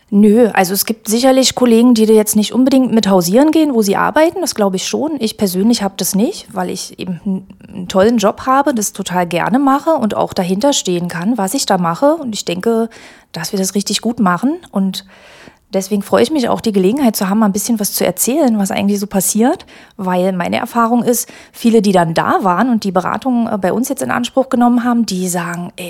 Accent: Magdeburg, Saxony-Anhalt, Germany; Ähm, in Magdeburg bin hier aufgewachsen.

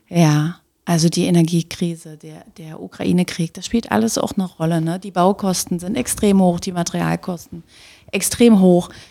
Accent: Magdeburg, Saxony-Anhalt, Germany; moved away as an adult; now in Leipzig, Germany; geboren bin ich in Reform. Okay. Und dann wirklich in Olmenstedt groß geworden

